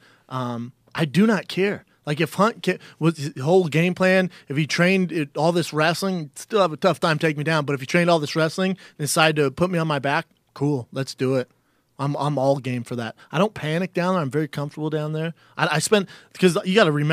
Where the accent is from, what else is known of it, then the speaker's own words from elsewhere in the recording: Aurora, Colorado, United States; now in Los Angeles, United States; Aurora, in my hometown